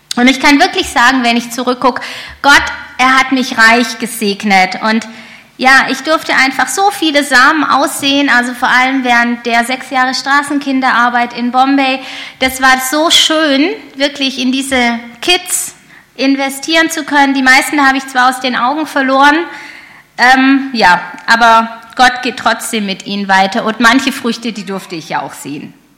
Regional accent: Germany; als Deutsche

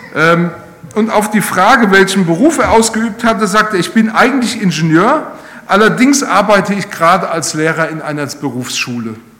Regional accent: Rhineland-Palatinate, Germany; Ich komme ja aus Rheinland-Pfalz

